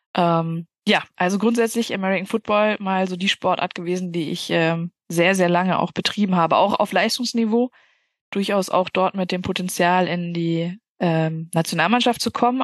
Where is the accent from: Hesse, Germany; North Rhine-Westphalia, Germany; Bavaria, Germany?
North Rhine-Westphalia, Germany; Bielefeld; Ich komme aus Bielefeld